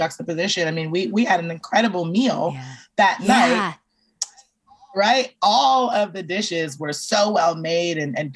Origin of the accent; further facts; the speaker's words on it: Belize; I'm originally from Belize. Like, I'm from a very, very large diaspora Caribbean family